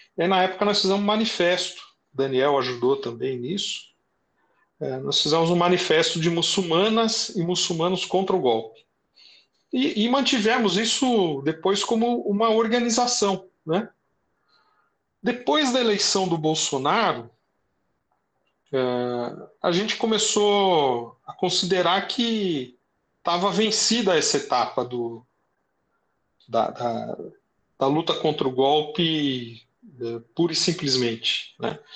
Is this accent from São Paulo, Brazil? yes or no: yes; São Bernardo do Campo, São Paulo, Brazil; Eu nasci aqui no ABC, é, moro em São Bernardo desde que eu tinha seis anos de idade